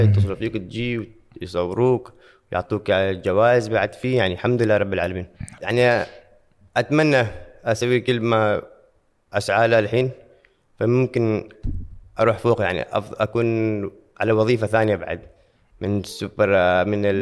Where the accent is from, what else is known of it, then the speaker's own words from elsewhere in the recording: Oman; عندنا في عمان